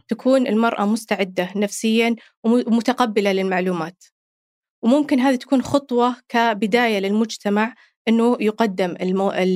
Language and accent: Arabic; Saudi Arabia; عندنا هنا في السعودية